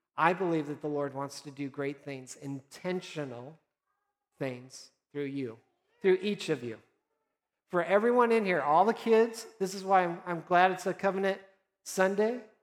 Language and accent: English; Nebraska, United States; moved away; I'm from originally Nebraska